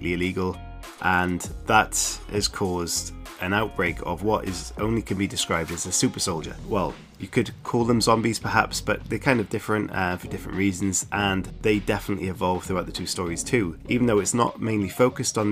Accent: South Wales, United Kingdom; I am from South Wales, which is in the United Kingdom, and I am right next to the sea

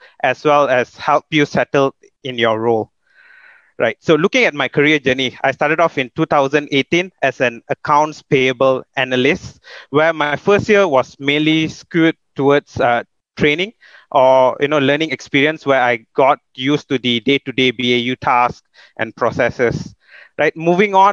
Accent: Subang Jaya, Selangor, Malaysia; also born or lived in Perak; So I was born in Perak, but raised in Sunway.

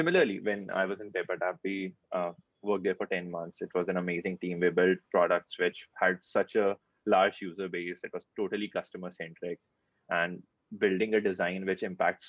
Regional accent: Kanpur, Uttar Pradesh, India; moved away; also born or lived in Bangalore; I'm from Kanpur

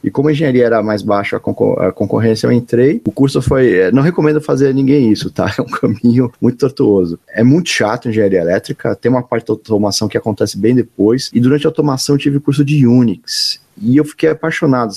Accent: São Paulo, Brazil; moved away; also born or lived in Florianópolis; me formei com os manezinhos da ilha mas sou de São Paulo

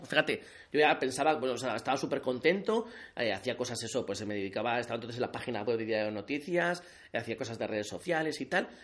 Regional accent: Alsasua, Navarre, Spain; moved away as an adult; now in Pamplona, Spain; yo soy de Alsasua, tengo 35 años y llevo pues viviendo toda la vida en Pamplona

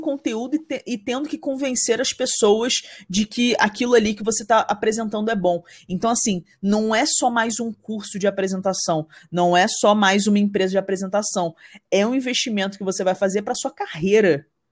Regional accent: Rio de Janeiro, Brazil; now in São Paulo, Brazil; eu sou, sou, carioca e moro em São Paulo

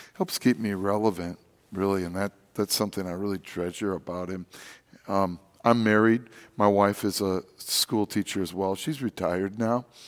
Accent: Wisconsin, United States; also born or lived in Rochester, New York; now in St. Louis, United States; I'm from Wisconsin

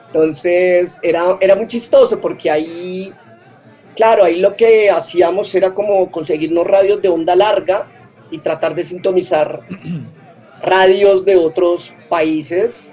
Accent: Colombia; also born or lived in Bogotá; mi país

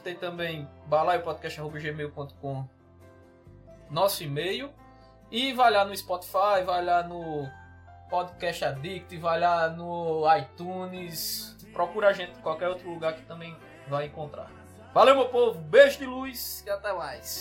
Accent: Solânea, Paraíba, Brazil; also born or lived in Campina Grande; eu sou de Solane, meu interior era em sítio

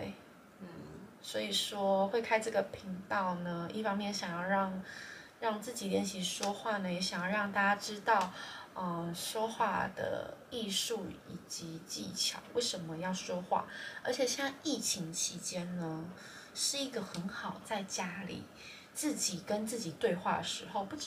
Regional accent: Taiwan; 然后我台湾人，

